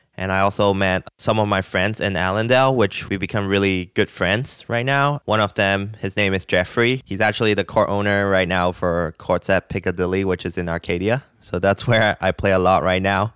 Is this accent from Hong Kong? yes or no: yes; Hong Kong; moved away as an adult; also born or lived in Nashville / Los Angeles; now in United States; I'm originally from Hong Kong. I came to the United States like seven years ago